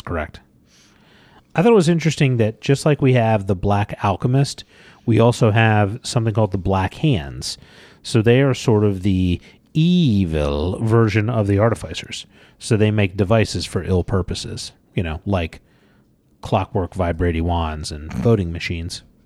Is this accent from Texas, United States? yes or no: no; Georgia, United States; when I was a child and I grew up in Georgia